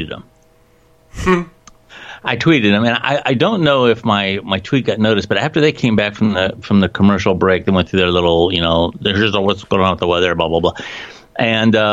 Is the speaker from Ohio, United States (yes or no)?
yes; Canton, Ohio, United States; We're you know, at Canton, Ohio, the Pro Football Hall of Fame. I went to, you know, McKinley